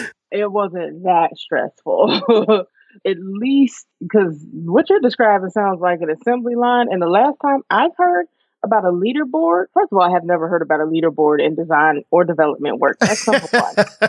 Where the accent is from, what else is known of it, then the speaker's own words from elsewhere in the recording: Poughkeepsie, New York, United States; moved away as an adult; also born or lived in Newburgh, New York; now in Atlanta, United States; Yes, I am originally from Newburgh, New York. That's where I was born. And a little bit later in life, when I'm 5, my family relocated to Poughkeepsie, New York, which is just up the road